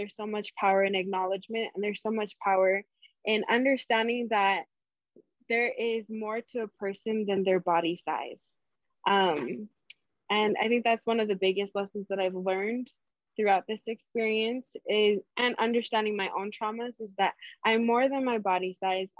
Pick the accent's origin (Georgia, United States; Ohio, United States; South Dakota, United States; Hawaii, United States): Hawaii, United States; growing up in Hawaii